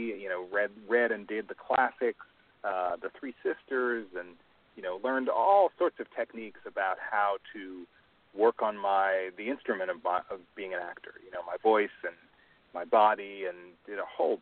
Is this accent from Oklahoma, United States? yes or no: no; Long Island, New York, United States; moved away as an adult; also born or lived in Brooklyn, New York; now in Los Angeles, United States; I was born in Brooklyn, New York, grew up on Long Island